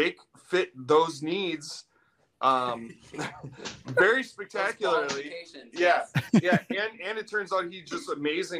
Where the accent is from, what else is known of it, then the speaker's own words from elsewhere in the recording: Midwest, United States; also born or lived in Milwaukee, Wisconsin; we grew up in the Midwest scene, playing in different bands.